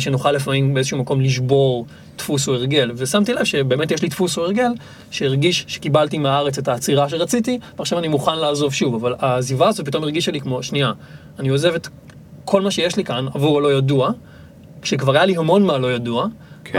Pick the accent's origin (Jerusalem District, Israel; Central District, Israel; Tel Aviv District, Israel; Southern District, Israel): Tel Aviv District, Israel; Tel Aviv; ילד שנולד בתל אביב וגדל בצורה מאוד אורבנית